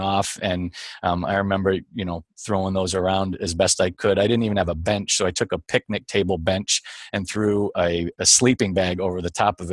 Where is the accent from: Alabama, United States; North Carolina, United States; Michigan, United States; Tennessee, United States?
Michigan, United States; I was born and raised in Michigan, but not outside of Detroit necessarily